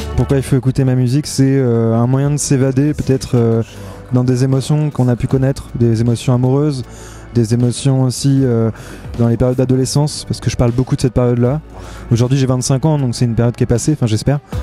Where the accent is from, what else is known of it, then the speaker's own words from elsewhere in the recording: La Roche-sur-Yon, Pays de la Loire, France; j'ai grandi à La Roche-sur-Yon